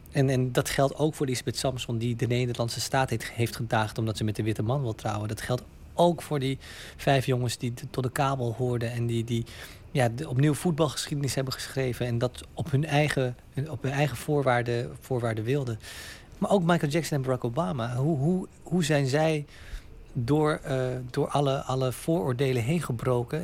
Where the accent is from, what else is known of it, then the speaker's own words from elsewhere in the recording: Utrecht, Netherlands; in Nederland, in Utrecht, waar ik opgroeide, daar was ik ah, op school altijd de enige bruine jongen.